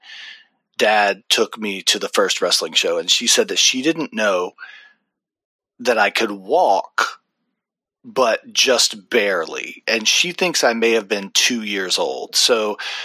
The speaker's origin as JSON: {"language": "English", "region": "Deep South", "country": "United States", "said": "I am from the Deep South"}